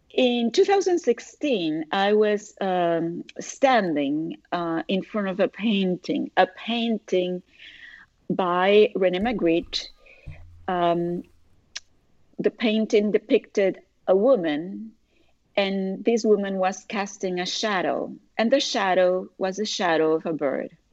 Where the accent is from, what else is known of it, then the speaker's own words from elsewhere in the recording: Puerto Rico; moved away as an adult; now in United States; I was born and raised in Puerto Rico, parents from Argentina, grandmother from Uruguay, married to the son of a Cuban, tons of friends from all over Latin America, and living in the US for the past 40 years